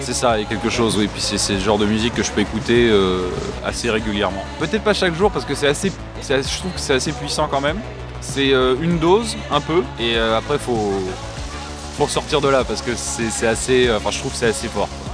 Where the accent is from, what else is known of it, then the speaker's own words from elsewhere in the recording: Caen, Normandy, France; je suis né à Caen. J'ai toujours vécu ici